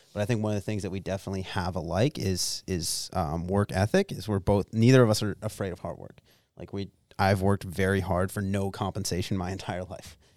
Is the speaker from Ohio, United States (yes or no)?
no; Pennsylvania, United States; moved away; me growing up in Bumblefuck, Pennsylvania